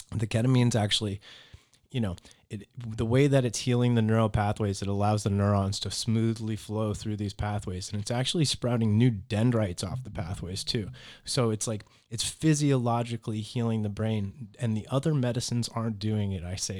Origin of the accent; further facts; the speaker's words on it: Naples, Florida, United States; also born or lived in Boston, Massachusetts; I'm from Boston, Massachusetts originally, but I've lived here in Naples pretty much my whole life, though. So I moved as a toddler.